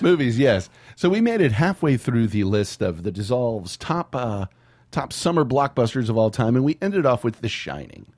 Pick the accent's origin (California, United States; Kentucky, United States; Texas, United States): Texas, United States; San Antonio; Growing up in San Antonio